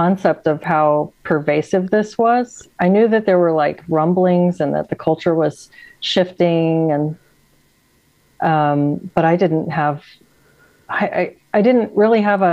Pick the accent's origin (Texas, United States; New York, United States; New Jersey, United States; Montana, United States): Texas, United States; San Antonio; moved away as an adult; also born or lived in Seattle, Washington; now in Washington, United States; I moved up here in 2009 and I moved from Texas. I'm from San Antonio.